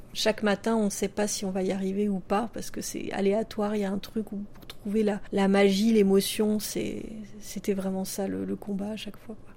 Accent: France; quand on vient de, de la France

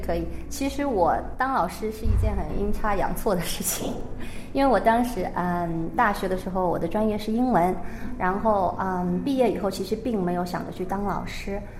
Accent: China; moved away as an adult; also born or lived in Shanghai; now in Seoul, South Korea; 我长大，在中国传统教育下

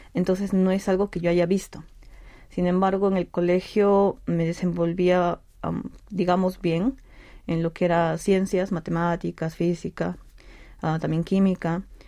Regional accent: Peru; moved away as an adult; now in Seoul, South Korea; nací en Perú, vine acá a Corea en el 2018 para continuar mis estudios de posgrado

